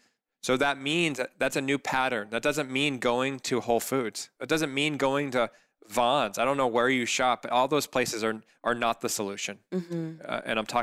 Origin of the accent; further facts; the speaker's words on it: Corona del Mar, California, United States; I grew up in Corona del Mar, and my mom's a cook